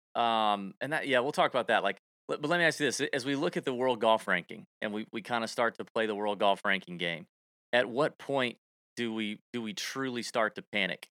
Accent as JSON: {"language": "English", "town": "Augusta", "region": "Georgia", "country": "United States", "tie": "born or raised there", "said": "people say that about Augusta all the time, my hometown"}